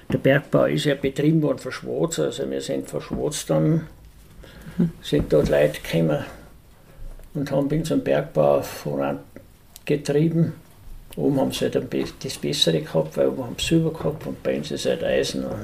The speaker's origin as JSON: {"language": "German", "region": "Tyrol", "country": "Austria", "said": "Unser Dialekt kommt aus dem südbayerischen Raum. Wir sind da anhängig."}